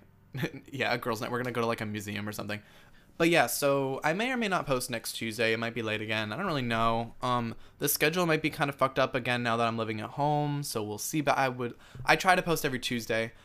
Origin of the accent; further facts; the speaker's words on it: United States; me being an American